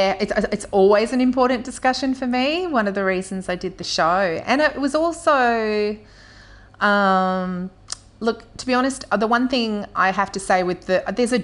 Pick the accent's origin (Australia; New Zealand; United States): Australia; Melbourne, Victoria; now in Castlemaine, Australia; I'm from Melbourne originally myself, and also know that a lot of people in Castlemaine have, you know, connections to Melbourne